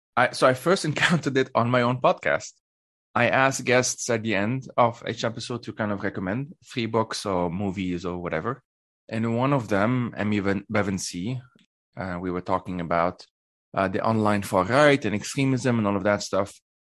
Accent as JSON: {"language": "English", "country": "Lebanon", "tie": "born or raised there", "moved": "as an adult", "lives_now": "Switzerland", "said": "I grew up in in Lebanon, uh, and I currently live in Switzerland."}